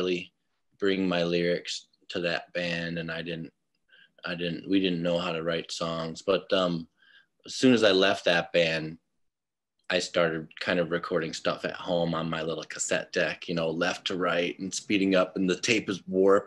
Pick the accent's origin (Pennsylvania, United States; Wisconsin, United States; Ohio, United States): Wisconsin, United States; Mukwonago; also born or lived in Menomonee Falls, Wisconsin; now in Milwaukee, United States; mostly I grew up in Mequonago, which is where I went to junior high and high school